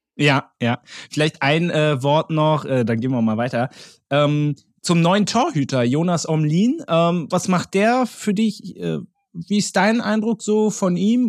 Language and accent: German; Berlin, Germany; als Urberliner